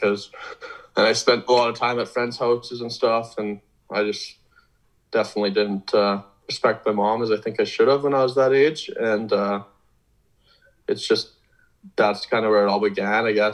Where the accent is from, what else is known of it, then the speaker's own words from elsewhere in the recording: Vernon, British Columbia, Canada; I'm from Vernon, BC, so obviously that's pretty far away.